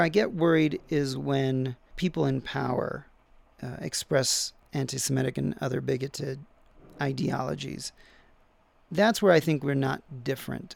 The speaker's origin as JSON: {"language": "English", "country": "United States", "said": "we also are very religious people. Americans in general, um, religion is part of our national debates"}